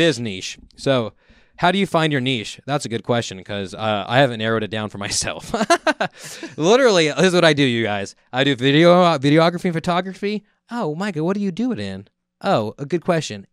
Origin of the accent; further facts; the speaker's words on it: Merced, California, United States; growing up in the area of the Central Valley